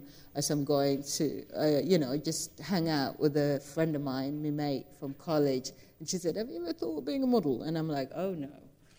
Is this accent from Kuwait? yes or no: no; South Sudan; We came from South Sudan. We went through a civil war.